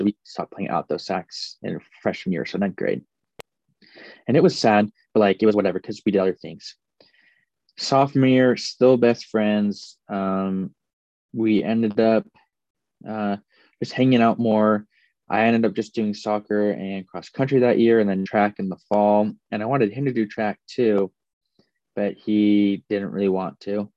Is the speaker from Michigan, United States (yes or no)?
no; Missouri, United States; also born or lived in Phoenix, Arizona; I was born in Phoenix, Arizona. But when I was eight, I moved to Missouri.